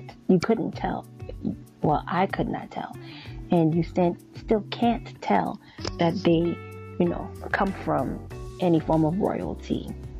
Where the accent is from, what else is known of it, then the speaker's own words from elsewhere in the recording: Liberia; born there; So by birth, I was born in West Africa, Liberia. That's on my father's side. And on my mother's side, I'm Nigerian.